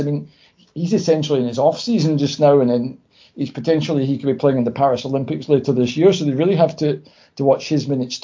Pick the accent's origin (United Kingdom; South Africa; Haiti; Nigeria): United Kingdom; Prestwick, Scotland; moved away as an adult; now in Japan; As you might be able to tell from my accent, I'm from Scotland. I'm from a small town called Prestwick, which is maybe about an hour south of Glasgow by train.